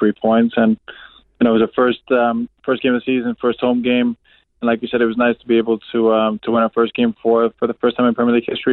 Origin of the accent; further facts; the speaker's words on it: Canada; my teenage years, I grew up in Canada